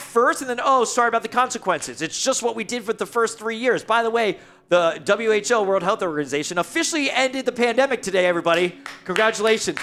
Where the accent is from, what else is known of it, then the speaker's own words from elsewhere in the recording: United States; I'm from New York, Jersey, the whole tri-state area thing